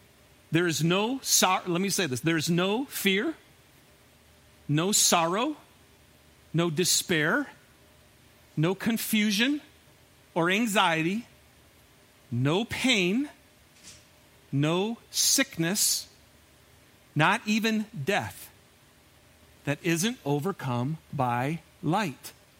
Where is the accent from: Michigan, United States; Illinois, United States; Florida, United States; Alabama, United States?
Michigan, United States; I'm from Michigan. And I took a group of high school kids on a week-long backpacking trip up in the Upper Peninsula of Michigan.